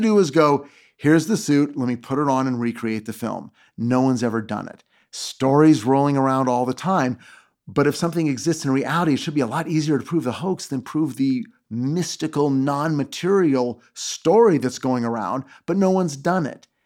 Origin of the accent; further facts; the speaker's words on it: Los Angeles, California, United States; I'm from Los Angeles. I was born here. I live here.